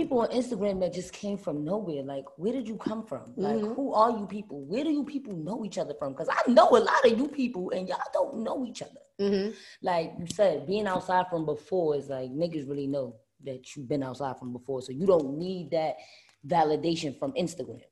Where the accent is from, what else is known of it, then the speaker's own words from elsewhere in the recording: New York City, New York, United States; moved away as an adult; now in Atlanta, United States; I'm born and bred in Brooklyn